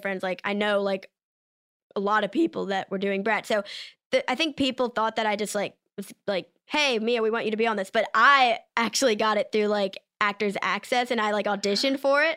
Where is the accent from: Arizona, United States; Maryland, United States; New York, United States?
Maryland, United States; accent: Maryland accent; I'm from Maryland